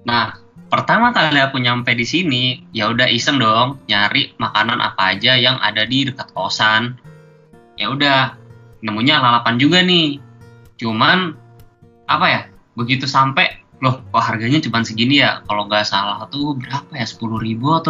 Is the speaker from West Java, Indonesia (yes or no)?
no; Bontang, East Kalimantan, Indonesia; now in Semarang, Indonesia; aku kuliahnya di Semarang tapi uh, sebenarnya daerah asal aku itu di Bontang